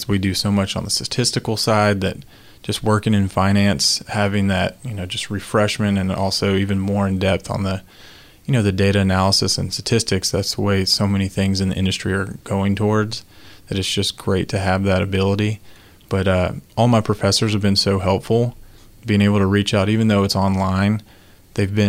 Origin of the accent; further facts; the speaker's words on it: Alabama, United States; now in Atlanta, United States; So I'm originally from Alabama, but currently live in Atlanta